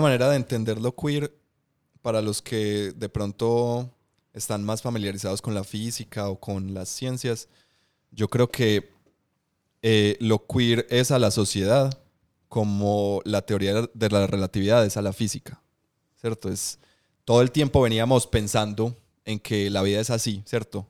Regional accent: Medellín, Antioquia, Colombia; yo soy de aquí, de Colombia, de Medellín

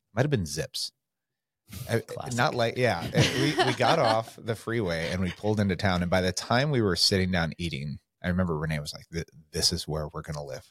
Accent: California, United States; now in Coeur d'Alene, United States; I came from California. We came up here in 2019.

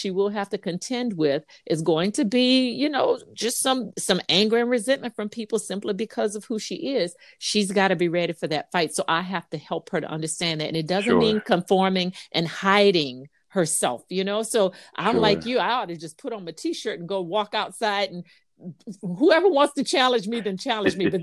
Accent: Louisiana, United States; now in South Carolina, United States; I'm from Louisiana

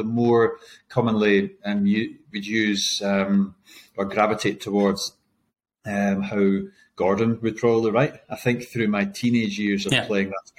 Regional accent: Burntisland, Scotland, United Kingdom; moved away as an adult; also born or lived in Glasgow / Invercargill, New Zealand; now in Christchurch, New Zealand; I grew up in Burnt Island

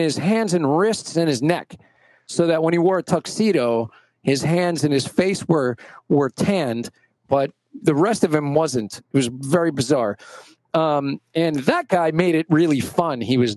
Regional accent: New York City, New York, United States; I grew up in Brooklyn playing, in school band

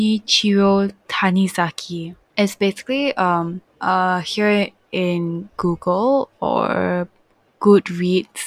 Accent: Malaysia; I'm from Malaysia

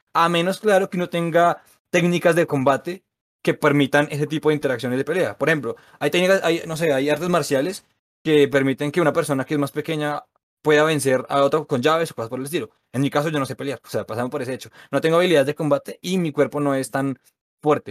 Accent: Bogotá, Colombia; born or raised there

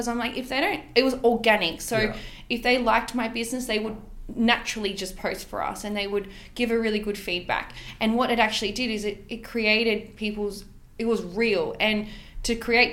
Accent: Western Sydney, New South Wales, Australia; I grew up in the West

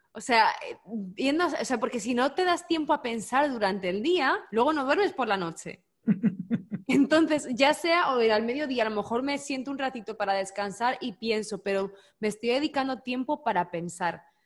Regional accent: Spain; Yo como buena española

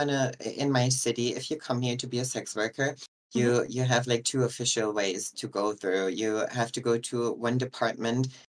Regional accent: Germany; English is a second language; I'm 30 years old. I'm from Germany, born and raised here.

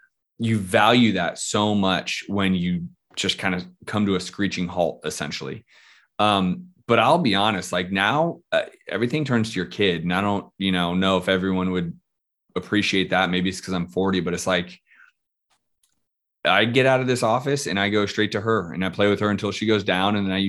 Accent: San Francisco, California, United States; moved away; also born or lived in Scottsdale; I'm from San Francisco.

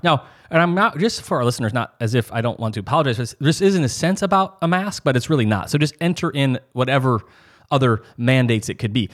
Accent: Midwest, United States; growing up in the North, you know, the Midwest

